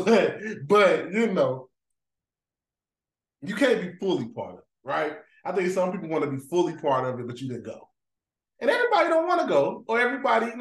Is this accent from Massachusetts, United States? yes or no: no; Greensboro, North Carolina, United States; born and raised in Greensboro